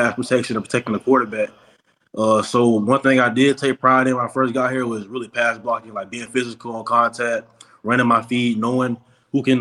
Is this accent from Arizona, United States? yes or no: no; Jacksonville, Florida, United States; I came from Trent Christian Academy in Jacksonville